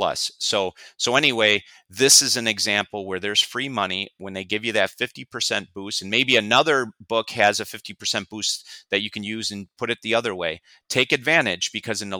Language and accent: English; Burbank, California, United States; I'm from Burbank